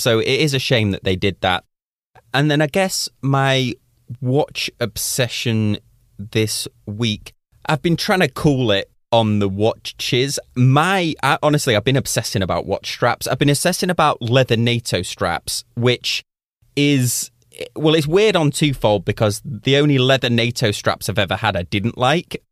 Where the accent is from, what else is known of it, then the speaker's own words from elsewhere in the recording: Manchester, North West England, United Kingdom; moved away; My hometown is Manchester, which rains, like, pr-, predominantly all of the time